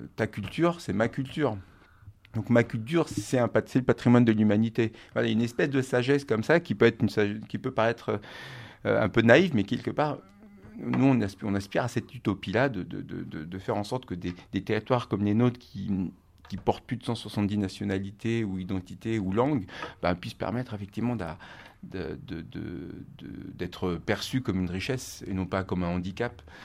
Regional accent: Normandy, France; moved away as an adult; also born or lived in Rennes; moi, je suis originaire de Normandie et euh, avec des, amis proches euh, qui j'ai grandi en Normandie

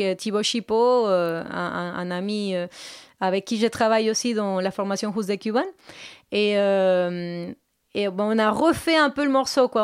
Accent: Colombia; French is a second language; moved away as an adult; now in Paris, France

